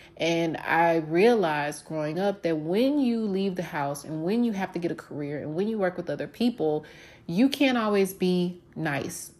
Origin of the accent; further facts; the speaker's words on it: the South, United States; moved away; me growing up in the South